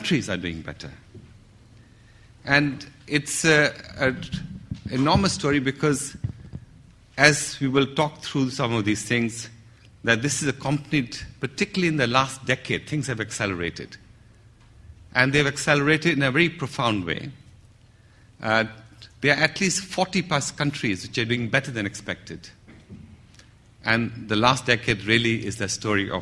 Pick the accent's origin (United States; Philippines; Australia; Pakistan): Pakistan; I'm a Pakistani as well